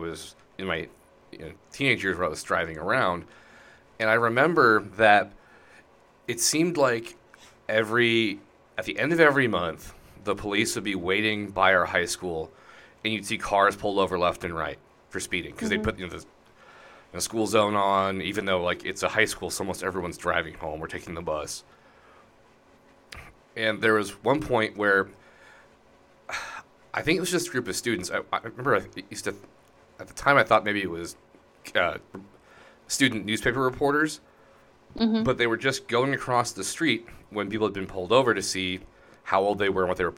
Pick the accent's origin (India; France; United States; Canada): United States; outside of Denver, Colorado; the county I grew up in outside of Denver